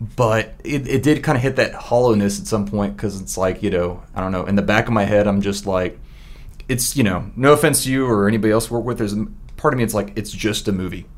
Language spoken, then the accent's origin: English; Memphis, Tennessee, United States; moved away as an adult; I'm originally from Memphis, Tennessee